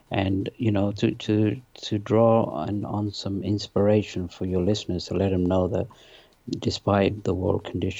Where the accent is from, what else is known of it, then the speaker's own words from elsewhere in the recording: London, United Kingdom; also born or lived in Pakistan / north of England; now in United States; I was born in Pakistan. My parents moved to England when I was 3. I lived in the north of England. Then we moved to London when I was 10